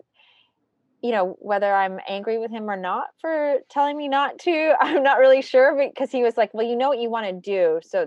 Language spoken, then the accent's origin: English; Toronto, Ontario, Canada; moved away; I'm actually Canadian, so I grew up in a suburb of Toronto and then lived in Toronto as an adult.